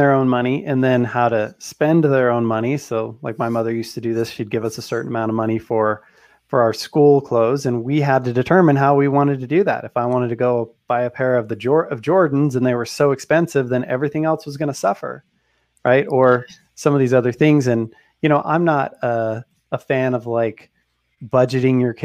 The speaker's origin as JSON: {"language": "English", "region": "Utah", "country": "United States", "said": "I'm from Utah. People have a lot of kids here"}